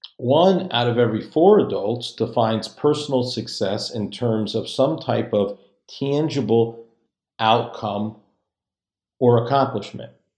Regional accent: just outside Hartford, Connecticut, United States; I'm from just outside Hartford, Connecticut, which is about halfway between Boston and New York.

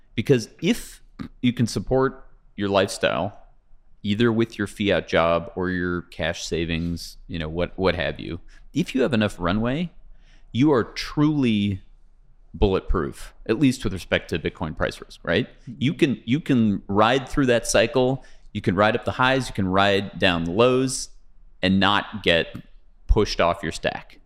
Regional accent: Pasadena, California, United States; I grew up in Pasadena, okay, which is fifteen miles from here

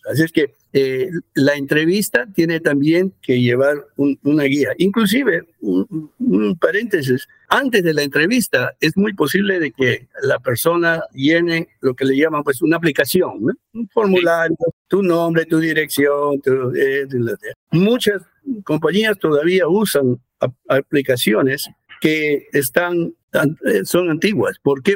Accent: Peru; now in United States; en Perú, de donde yo soy

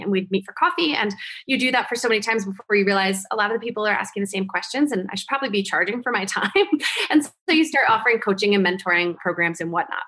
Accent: Vermont, United States; moved away as an adult; also born or lived in New Jersey; I went back to my hometown, which was really, really small town in Vermont, where the cows outnumber the people

